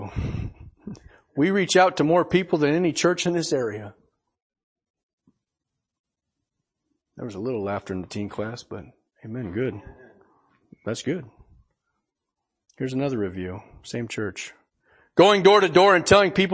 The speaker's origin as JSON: {"language": "English", "town": "Portland", "country": "United States", "tie": "born or raised there", "said": "I grew up over in Portland."}